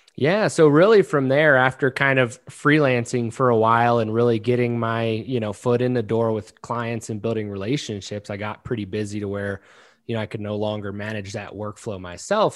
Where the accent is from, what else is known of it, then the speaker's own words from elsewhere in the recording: Maryland, United States; I'm actually from Maryland